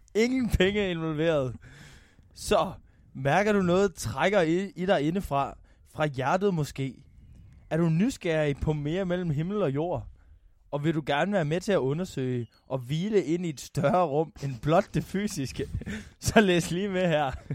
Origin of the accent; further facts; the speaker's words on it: North Jutland, North Denmark Region, Denmark; jeg er meget mere nordjyde, end jeg er dansker